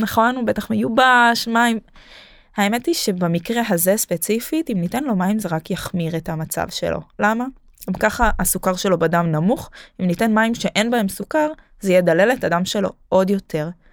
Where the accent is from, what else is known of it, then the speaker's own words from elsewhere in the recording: Jerusalem, Jerusalem District, Israel; now in Tel Aviv, Israel; בתור ירושלמית